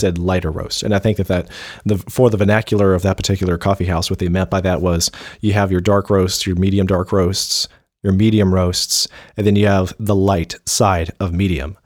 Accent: Dixie, the South, United States; we're from Dixie. It's, it's, it's part of our Southern culture

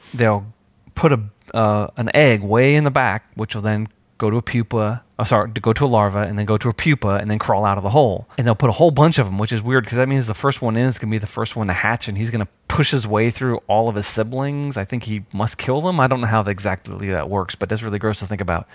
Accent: New York, United States; now in Georgia, United States; when I was growing up in New York. But when I came down to Georgia

